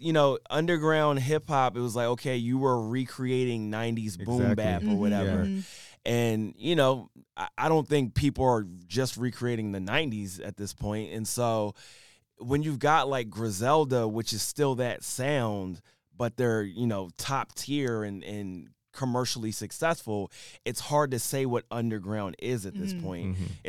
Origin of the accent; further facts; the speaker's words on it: Philadelphia, Pennsylvania, United States; I'm from Philly.